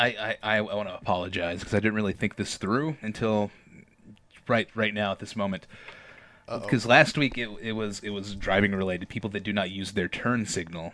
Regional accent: Georgia, United States; You were in my home state. You were in Georgia

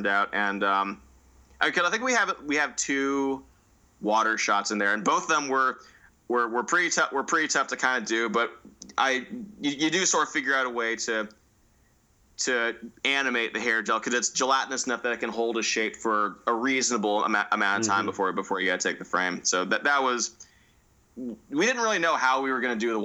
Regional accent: Northern California, United States; I say I'm from NorCal

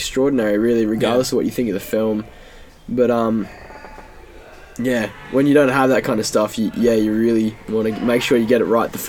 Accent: Townsville, Queensland, Australia; I was raised in sunny, sticky North Queensland

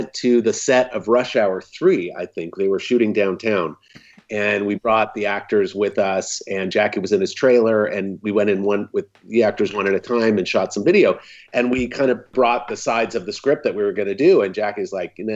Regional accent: Bay Area, California, United States; I grew up in the Bay Area of California

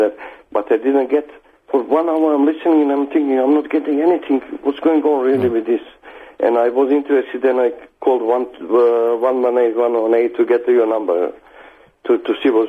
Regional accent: Serbia; moved away; I'm from the Serbia.

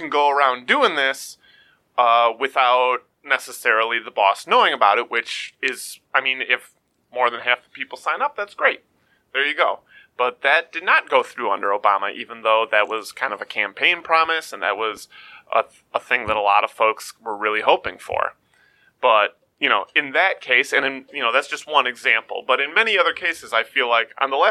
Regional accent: United States; as an American

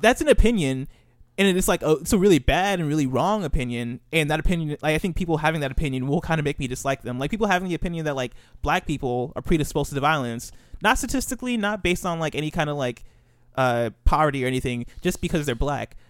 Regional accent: Illinois, United States; I grew up in Illinois

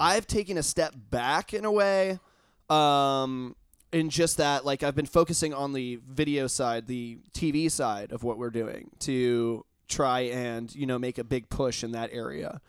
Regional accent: Indiana, United States; I'm from Indiana

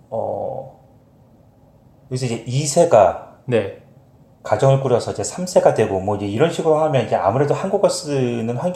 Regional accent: Montreal, Quebec, Canada; born there; 여기서 태어난 나보다는

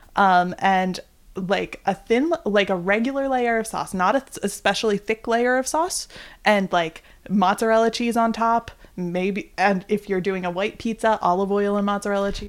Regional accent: East Coast, United States; we are from the East Coast

